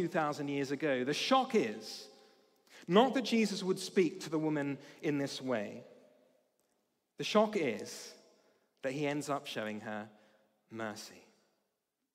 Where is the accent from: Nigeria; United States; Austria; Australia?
Australia; now in United Kingdom; As an Australian